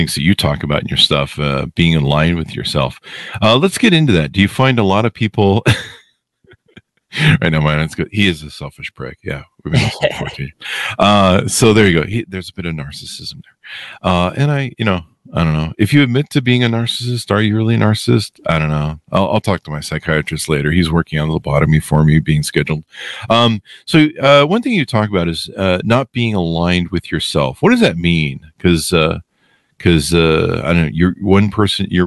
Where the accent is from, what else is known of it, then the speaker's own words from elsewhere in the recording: Los Angeles, California, United States; I was born and raised in Hollywood.